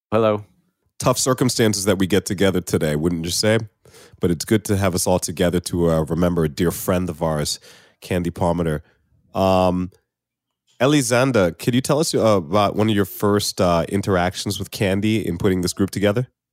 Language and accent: English; United States; moved away as an adult; now in Canada; I'm from the United States